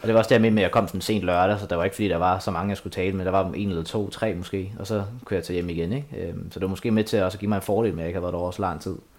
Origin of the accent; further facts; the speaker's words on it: Asnæs, Zealand, Denmark; moved away; Asnes, min hjemby